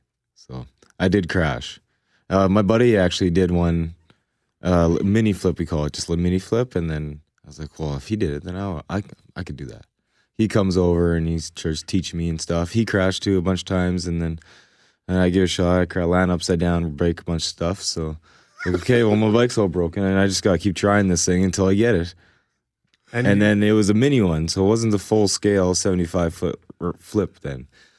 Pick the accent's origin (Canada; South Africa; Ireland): Canada; Manitoba; Grew up in the Telluride, Manitoba.